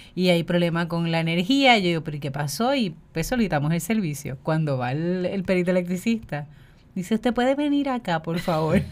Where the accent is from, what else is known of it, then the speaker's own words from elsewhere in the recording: Puerto Rico; nosotros como pueblo puertorriqueño